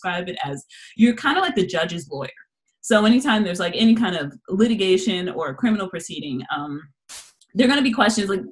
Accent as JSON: {"language": "English", "town": "Los Angeles", "region": "California", "country": "United States", "moved": "yes", "said": "I'm originally from Los Angeles, California."}